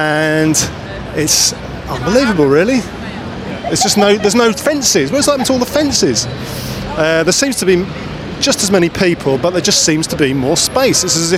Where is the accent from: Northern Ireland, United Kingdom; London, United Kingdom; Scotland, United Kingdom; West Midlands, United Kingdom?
London, United Kingdom; being a Londoner